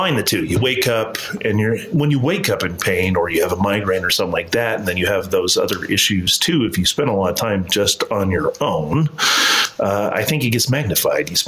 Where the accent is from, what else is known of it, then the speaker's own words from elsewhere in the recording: Utah, United States; also born or lived in California; I'm from here in Utah, originally